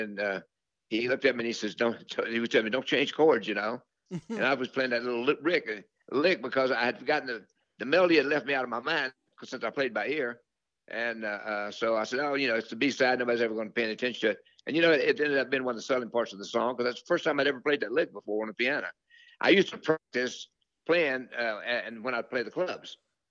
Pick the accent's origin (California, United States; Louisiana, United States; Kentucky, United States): Louisiana, United States; But we grew up together in Louisiana together, me and Jimmy and Jerry.